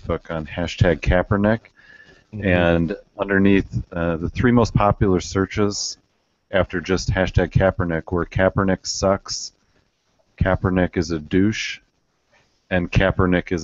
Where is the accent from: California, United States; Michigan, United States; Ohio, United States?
Michigan, United States; my home state team, the Detroit Lions